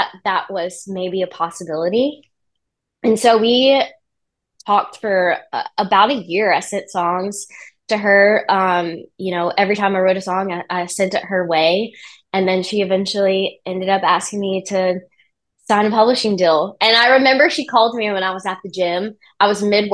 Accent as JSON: {"language": "English", "town": "Birmingham", "region": "Alabama", "country": "United States", "tie": "born or raised there", "also_born_or_lived": "Nashville", "moved": "yes", "said": "I grew up in Birmingham, Alabama"}